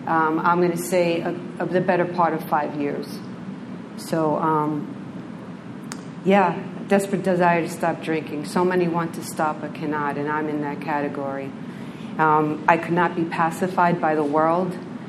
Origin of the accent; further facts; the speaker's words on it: New York City, New York, United States; born there; I was born in New York City Hospital in 1960, and we moved around a lot.